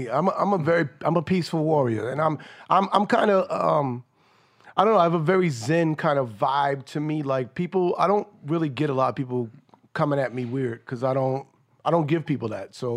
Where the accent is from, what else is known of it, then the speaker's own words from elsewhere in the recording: New York City, New York, United States; I'm born and raised in New York City projects